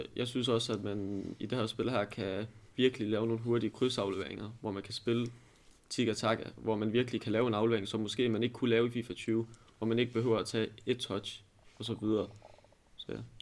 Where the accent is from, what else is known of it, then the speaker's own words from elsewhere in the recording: Aalborg, North Denmark Region, Denmark; jeg kommer fra Aalborg af